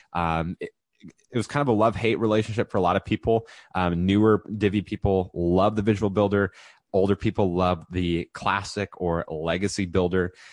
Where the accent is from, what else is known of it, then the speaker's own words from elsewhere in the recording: California, United States; moved away as an adult; also born or lived in Texas; I was previously in Texas and just made it back to California where I'm from